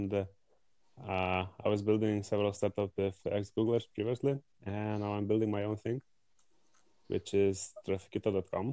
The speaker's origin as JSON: {"language": "English", "country": "Lithuania", "said": "I'm from Lithuania"}